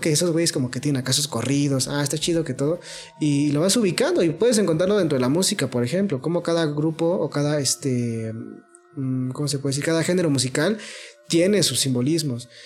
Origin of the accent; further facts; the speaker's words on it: Mexico; porque somos mexicanos